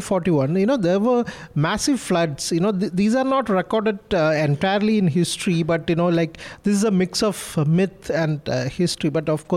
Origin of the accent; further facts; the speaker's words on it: Kannur, Kerala, India; I'm from Kannur, northern part of Kerala